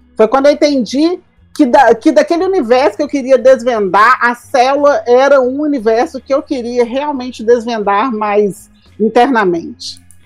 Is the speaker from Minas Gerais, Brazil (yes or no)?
yes; Diamantina, Minas Gerais, Brazil; moved away; Diamantina, né? Que é a minha terra